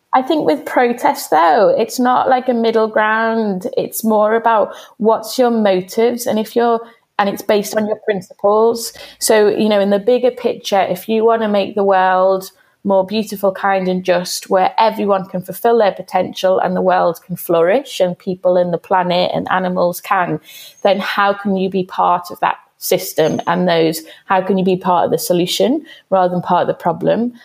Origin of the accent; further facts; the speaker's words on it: Liverpool, North West England, United Kingdom; growing up in Everton